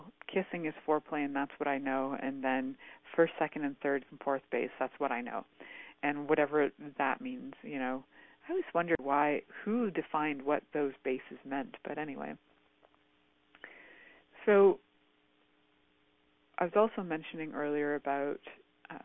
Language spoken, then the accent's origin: English; Canada; growing up in Canada